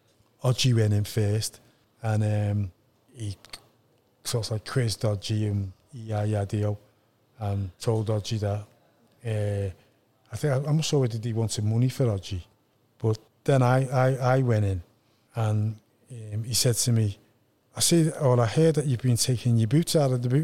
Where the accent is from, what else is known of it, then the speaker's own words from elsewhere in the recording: Liverpool, North West England, United Kingdom; we're Scouts, we're not English